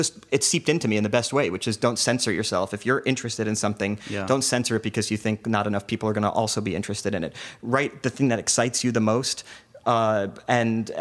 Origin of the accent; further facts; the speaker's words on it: New Jersey, United States; also born or lived in New York; I grew up in the suburbs in New Jersey where you had no choice but to assimilate.